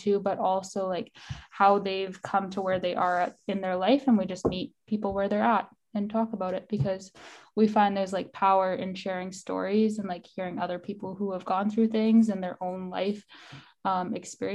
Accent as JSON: {"language": "English", "town": "Regina", "region": "Saskatchewan", "country": "Canada", "said": "we're from Treaty 4 territory"}